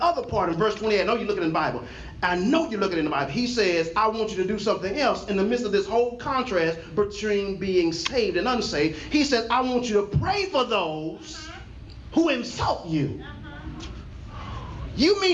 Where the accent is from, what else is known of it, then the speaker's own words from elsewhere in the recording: Texas, United States; I'm from Texas